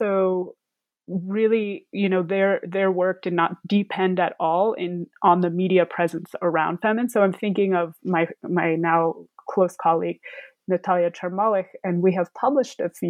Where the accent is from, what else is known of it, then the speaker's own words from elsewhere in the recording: United States; myself being American, fluent in Ukrainian, living in the United States.